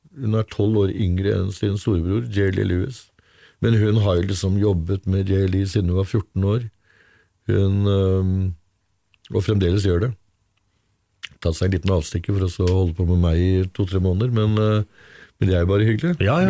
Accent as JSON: {"language": "Norwegian", "town": "Brevik", "region": "Vestfold og Telemark", "country": "Norway", "said": "Jeg er fra Brevik i Telemark"}